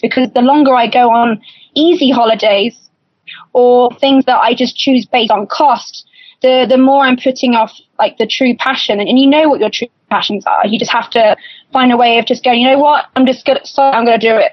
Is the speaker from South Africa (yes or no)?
no; United Kingdom; I'm British